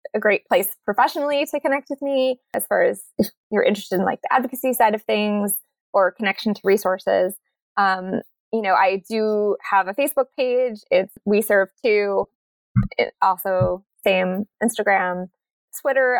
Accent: New Jersey, United States; now in Monterey, United States; I'm from New Jersey and from born in the 80s

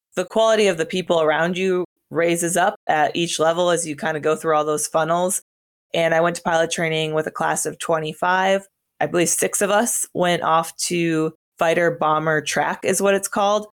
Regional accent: northern Wisconsin, United States; moved away as an adult; my hometown was in northern Wisconsin, about four thousand people, so pretty small

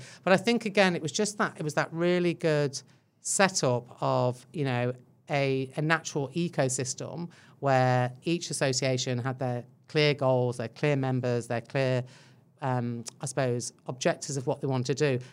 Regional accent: England, United Kingdom; moved away as an adult; now in New Zealand; I think you can tell by my accent uh, that I'm not Kiwi. Um, so yeah, originally from England, Irish parents, so a good old mix going on in there

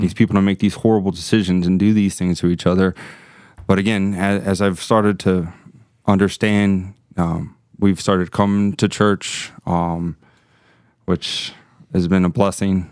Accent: Miami, Florida, United States; moved away as an adult; also born or lived in Gainesville, Florida; born and raised in Miami

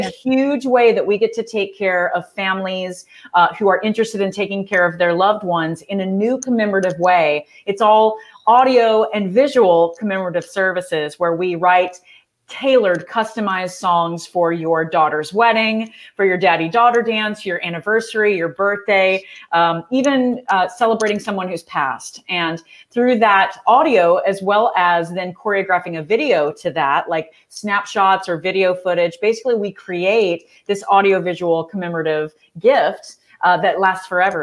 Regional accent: Texas, United States; I'm from Texas

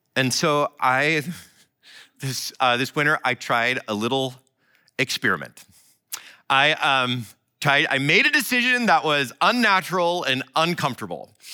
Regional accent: Iowa, United States; my life growing up in Iowa

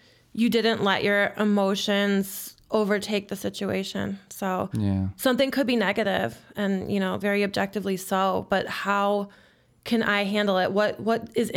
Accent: Chicago, Illinois, United States; born and raised in Jefferson Park. That's on the northwest side of the city

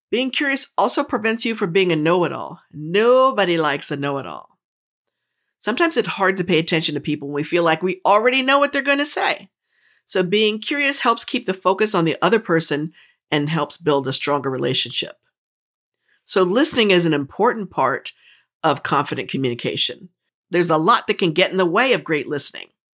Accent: New Jersey, United States; I grew up in New Jersey, and I talk really fast

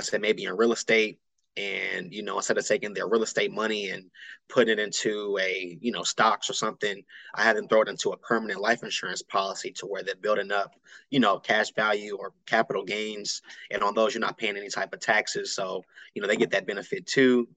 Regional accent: Austin, Texas, United States; I'm here, born and raised in Austin, Texas

